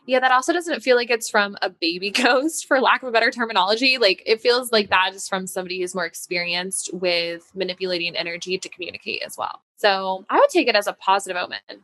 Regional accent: Denver, Colorado, United States; moved away as an adult; now in New York City, United States; I moved from Denver, yes. So that was where I had grown up.

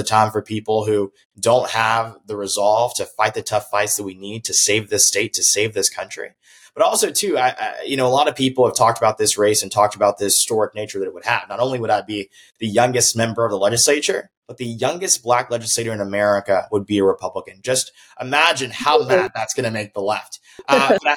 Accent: Grovetown, Georgia, United States; my hometown of Grovetown, Georgia, here in Columbia County, right outside of Augusta

